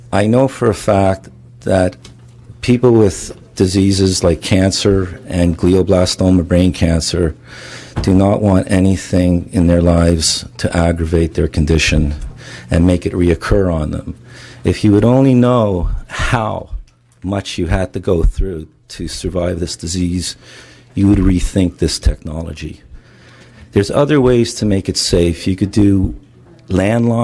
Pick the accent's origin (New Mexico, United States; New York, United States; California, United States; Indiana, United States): California, United States; Los Angeles; I'm from Los Angeles, California